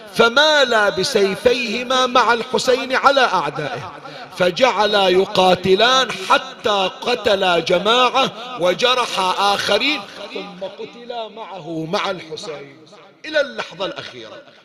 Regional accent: Bahrain; عندنا بالبحرين

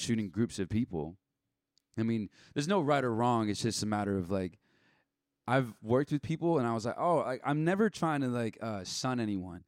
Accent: Rancho Santa Margarita, California, United States; I grew up in Rancho Santa Margarita

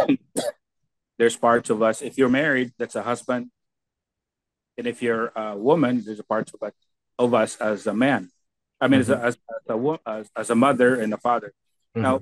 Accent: Philippines; now in United States; For example, me, I have

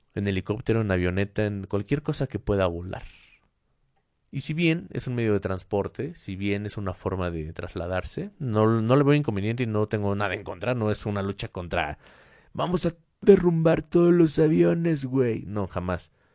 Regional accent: Mexico; en mi país México

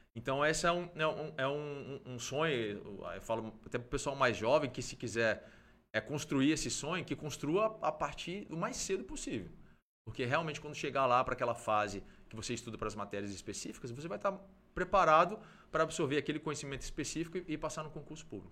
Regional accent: Brasília, Federal District, Brazil; moved away as an adult; also born or lived in Mato Grosso do Sul; eu nasci em, é, em Brasília

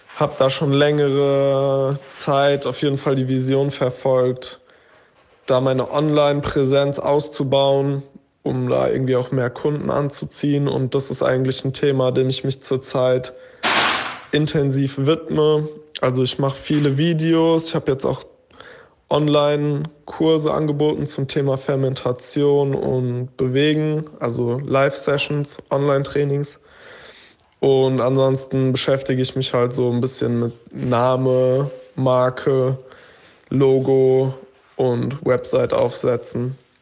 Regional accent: Frankfurt am Main area, Hesse, Germany; now in Berlin, Germany; ursprünglich komme ich aus Frankfurt am Main beziehungsweise aus dem Umland vom Dorf

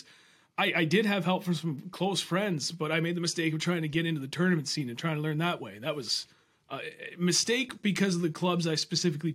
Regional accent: Milford, New Hampshire, United States; Flatlanders, what everybody else in New Hampshire calls us, because we're just down and we're in Milford, in that little valley

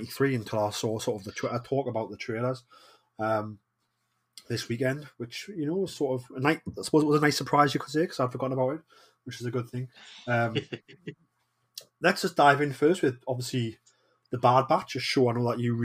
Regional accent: Newcastle upon Tyne, North East England, United Kingdom; I am the Geordie

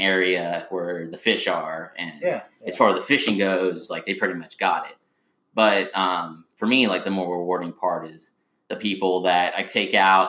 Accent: New Braunfels, Texas, United States; growing up in New Braunfels

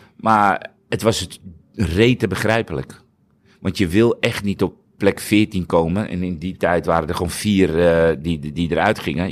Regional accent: Netherlands; als nuchtere Hollander, als Nederlander

